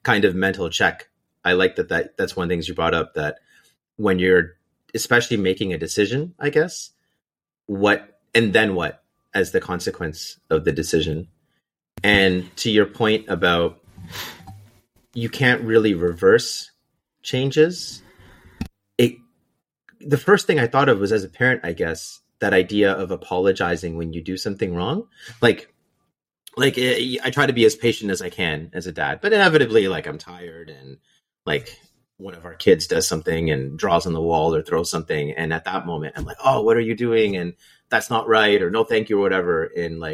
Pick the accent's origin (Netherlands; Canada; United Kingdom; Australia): Canada; moved away as an adult; also born or lived in Waterloo; now in Seattle, United States; I'm still Canadian. I still have a network. Canada's still home.